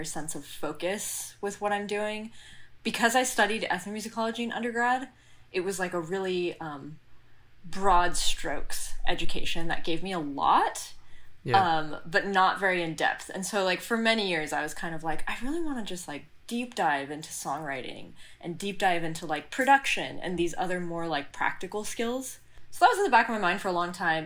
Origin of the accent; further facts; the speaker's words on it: Santa Barbara, California, United States; moved away as an adult; now in New York, United States; my hometown